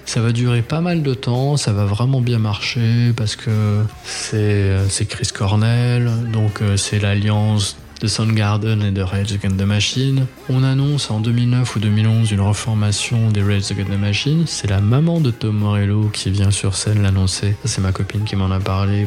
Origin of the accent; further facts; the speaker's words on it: France; on est français